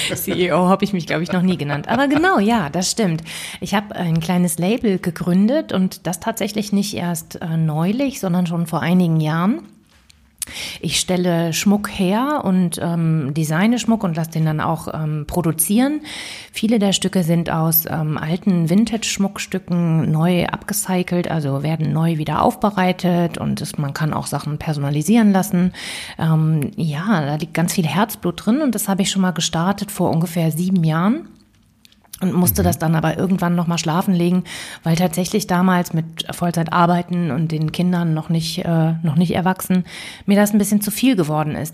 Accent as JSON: {"language": "German", "town": "Bonn", "region": "North Rhine-Westphalia", "country": "Germany", "tie": "born or raised there", "also_born_or_lived": "Cologne", "moved": "yes", "lives_now": "Berlin, Germany", "said": "Und ich bin gebürtige Kölnerin beziehungsweise Rheinländerin. Eigentlich bin ich in Bonn geboren, aber ich erzähle das immer so gerne, weil ich wirklich auch mit Leib und Seele Rheinländerin bin."}